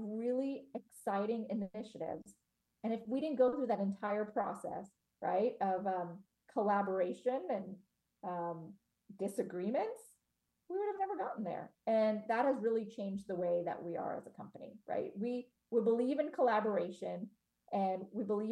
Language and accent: English; Cincinnati, Ohio, United States; I was born in Cincinnati, Ohio